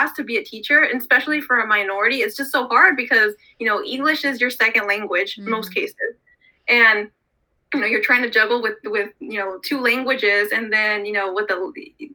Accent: Stockton, California, United States; Growing up in Stockton

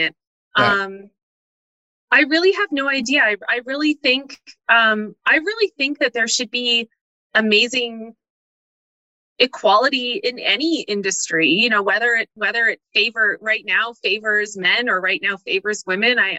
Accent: Calgary, Alberta, Canada; also born or lived in Toronto; Born and raised in Calgary

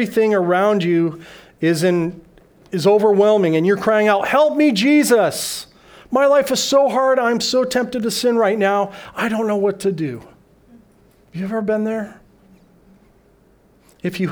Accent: Denver, Colorado, United States; moved away as an adult; now in Okinawa, Japan; I flew back to my hometown of Denver, Colorado

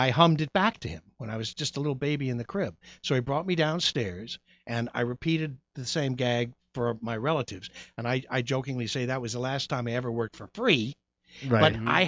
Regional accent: Goshen, Indiana, United States; I was born in Goshen, Indiana, uh, of Amish Irish ancestry

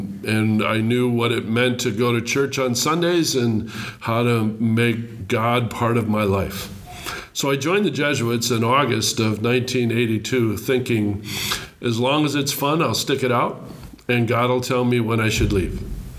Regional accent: Green Bay, Wisconsin, United States; I was born and raised in Green Bay, Wisconsin. I'm the second oldest of six boys. I grew up across the street from our parish church

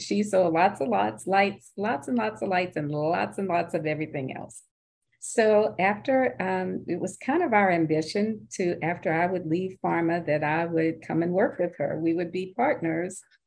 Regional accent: Cane River, Louisiana, United States; moved away as an adult; also born or lived in New Orleans; So my sister Carol and I grew up on Cane River, Louisiana, which is in Natchitoches Parish

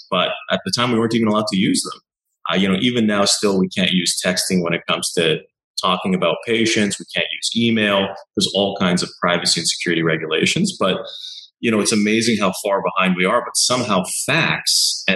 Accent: Montreal, Quebec, Canada; moved away as an adult; also born or lived in California / British Columbia; now in Vancouver, Canada; I grew up in Montreal

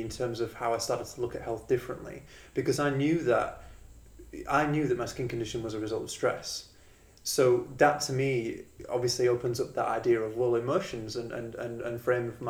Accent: England, United Kingdom; moved away as an adult; also born or lived in Australia; now in Perth, Australia; So I'm from England originally. I came to Australia about 10 years ago

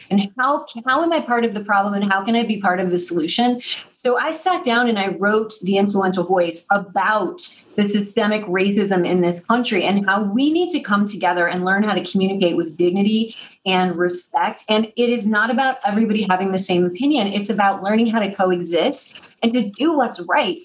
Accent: Missouri, United States; now in New York City, United States; I'm from Missouri. I live in New York City across from Alvin Ailey Dance Theater, but I'm from Missouri. And what that means is that I'm a Midwestern girl.

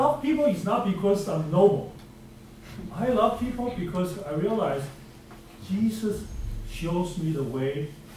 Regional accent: China; moved away as an adult; now in United States; I grew up in China

